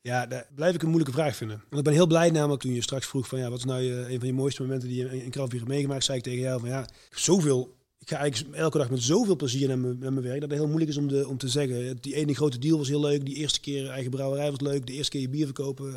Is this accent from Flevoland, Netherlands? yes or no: no; Moergestel, North Brabant, Netherlands; also born or lived in Tilburg; ik ben heel trots op dat ik, dat ik uit Brabant kom. Een hele trotse Tilburger, ook al ben ik eigenlijk uh, Moegestelnaar